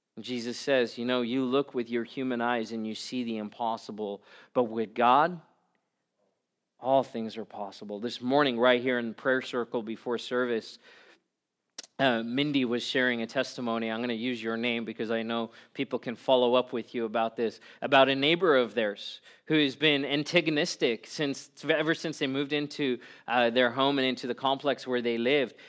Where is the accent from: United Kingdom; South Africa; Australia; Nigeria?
South Africa; I was eight years old. Growing up in South Africa